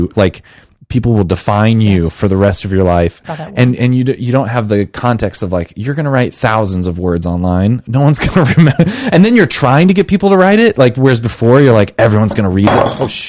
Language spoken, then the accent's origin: English; Munster, Indiana, United States; Hey, I'm from Munster. Leave our town alone. Don't make fun of us. We're great.